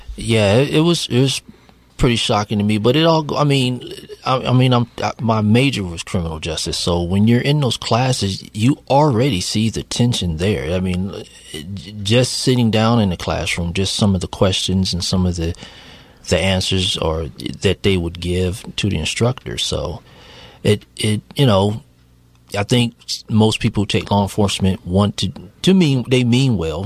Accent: Virginia, United States; I'm from Virginia

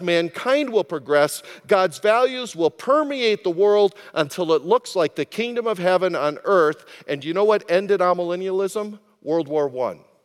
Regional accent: United States; as an American

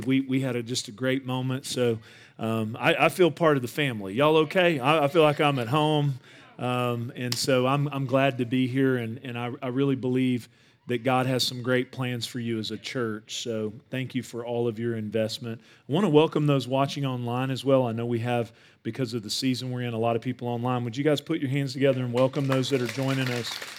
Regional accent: Northeast Texas, United States; I grew up in Northeast Texas

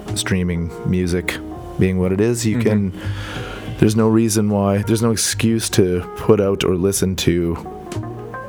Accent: Edmonton, Alberta, Canada; I was born in Edmonton, and I like this city.

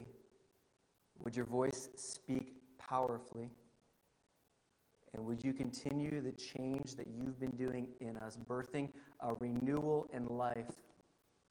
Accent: Parkertown, United States; now in Mesa, United States; I'm currently living in Mesa, Arizona, but I was born in Parkertown

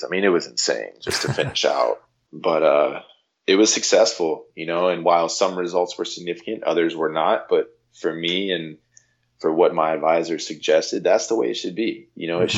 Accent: Jupiter, Florida, United States; growing up in Jupiter, Florida, it's an incredible place

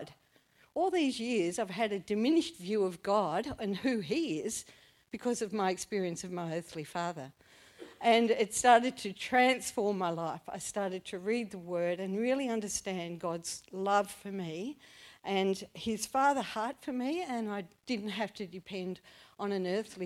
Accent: Launceston, Tasmania, Australia; I grew up in Launceston, and I had a mum and a dad

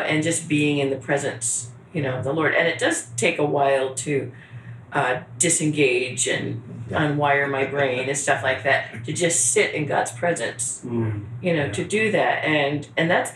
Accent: Northeast, United States; I'm from the Northeast

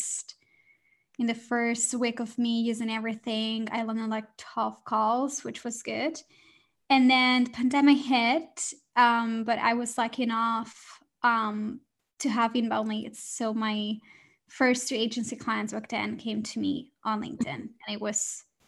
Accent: Barcelona, Catalonia, Spain; moved away as an adult; now in London, United Kingdom; I moved to London. So I'm originally from Spain, from Barcelona, and it was my dream to move to London

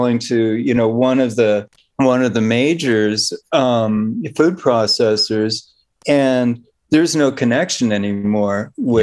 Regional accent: Bay Area, California, United States; I grew up in the Bay Area

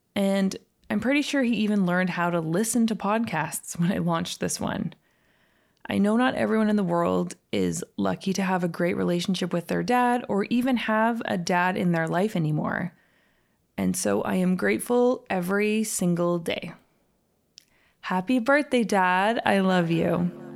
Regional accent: Calgary, Alberta, Canada; moved away; also born or lived in Los Angeles; I actually grew up in that exact same neighborhood in Calgary called Edgemont.

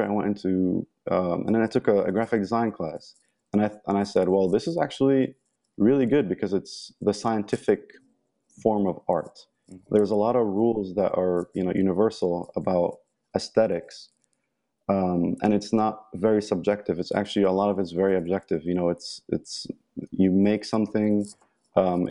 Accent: Egypt; moved away; I'm from Egypt. I was born and raised in Egypt.

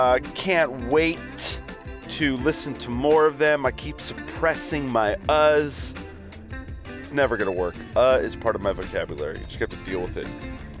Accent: Australia; Mate, you got my home country, mate.

